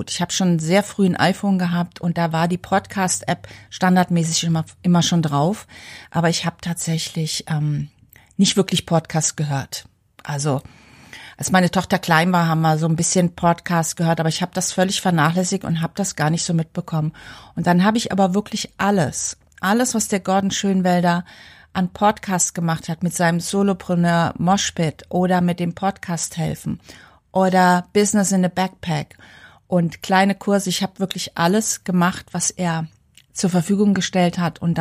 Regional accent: Frankfurt, Hesse, Germany; weil ich komme ursprünglich aus Frankfurt

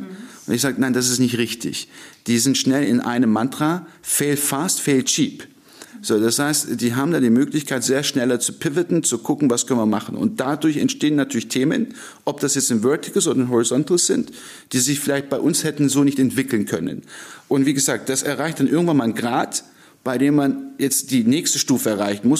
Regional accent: Stuttgart, Baden-Württemberg, Germany; also born or lived in Ankara, Turkey; Ich äh, sage immer, ich bin ein getürkter Deutscher. Äh, ich kam mit 15 Monaten nach Stuttgart, äh, bin dann auch dort aufgewachsen.

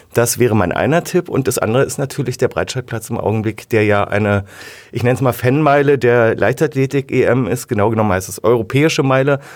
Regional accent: Berlin, Germany; also born or lived in Wilmersdorf, Berlin; also ich komme ja ursprünglich aus Zehlendorf

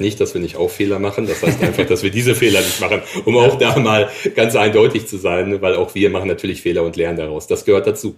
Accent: Dortmund, North Rhine-Westphalia, Germany; also born or lived in Allgäu; now in Essen, Germany; Ich bin gebürtiger Dortmunder

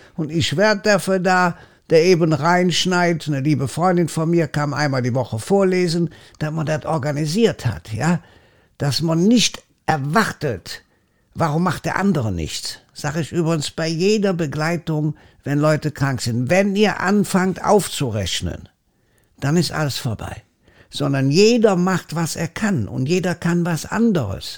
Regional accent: Germany; bei uns in Deutschland

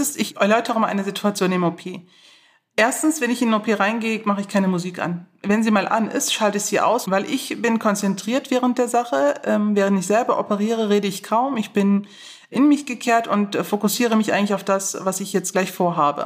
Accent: Neuss, North Rhine-Westphalia, Germany; ich bin in Neuss geboren, ich bin in Neuss aufgewachsen

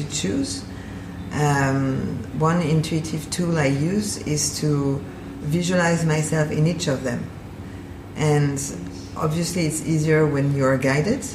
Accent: Paris, Île-de-France, France; moved away as an adult; now in Basel, Switzerland; I'm originally from Paris.

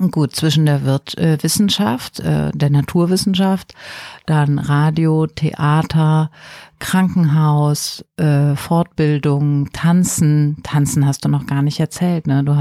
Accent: Germany; Für mich als Deutsche äh, in den 70er Jahren geboren, irgendwie völlig unverständlich

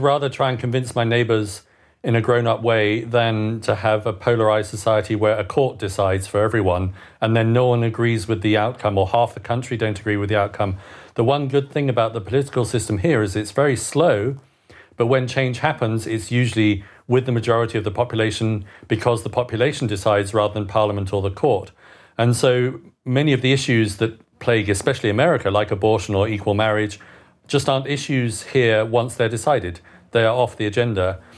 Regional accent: United Kingdom; moved away as an adult; now in Bern, Switzerland; a Brit living abroad

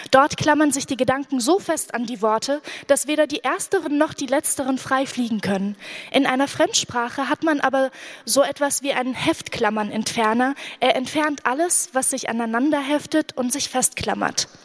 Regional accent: Iraq; first language Arabic; German is a second language; now in Germany; Während des Irakkrieges war ich in Deutschland. Die Lage in meinem Heimatland hat mich beschäftigt. Ich wollte mich dazu äußern, aber auf Arabisch war es nicht möglich.

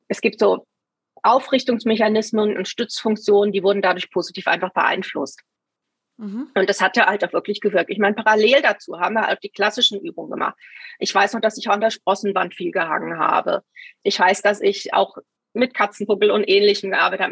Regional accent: Taunusstein, Hesse, Germany; ich bin in Taunusstein aufgewachsen

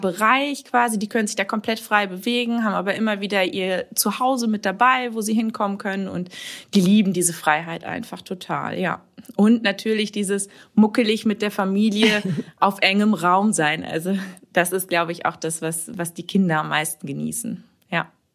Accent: Warendorf, North Rhine-Westphalia, Germany; ich komme aus Warendorf, das ist äh, ja direkt ums Eck von Sassenberg

